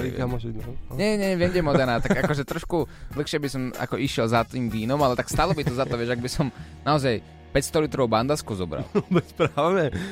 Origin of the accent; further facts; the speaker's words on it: Slovakia; som Slovák